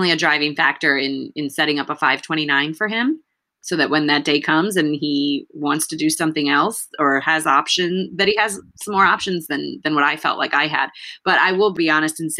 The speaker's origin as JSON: {"language": "English", "country": "United States", "tie": "born or raised there", "said": "I understood English and I was born in the United States."}